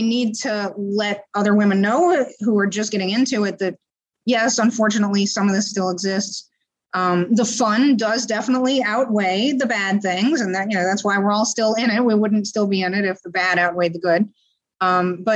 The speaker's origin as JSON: {"language": "English", "town": "New Orleans", "region": "Louisiana", "country": "United States", "tie": "born or raised there", "also_born_or_lived": "San Francisco", "moved": "yes", "said": "where I grew up in New Orleans"}